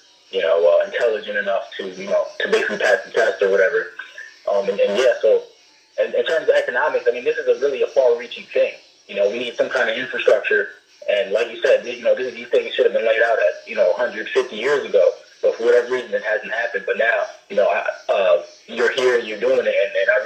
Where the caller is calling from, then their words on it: Brooklyn, New York, United States; I usually call out of Honolulu. I'm calling from Brooklyn, New York right now.